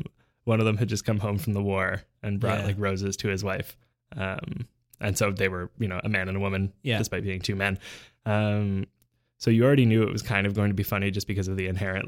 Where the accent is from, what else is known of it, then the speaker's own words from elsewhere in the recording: Canada; I've never used this system of measurement before because I'm Canadian.